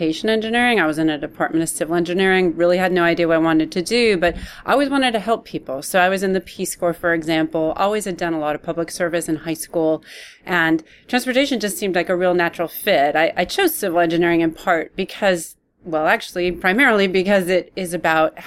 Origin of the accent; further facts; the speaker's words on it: Palo Alto, California, United States; moved away as an adult; also born or lived in Texas; now in Austin, United States; I grew up in Palo Alto